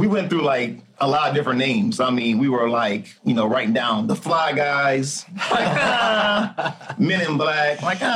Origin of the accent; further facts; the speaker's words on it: Aurora, Illinois, United States; Grew up in Aurora, Illinois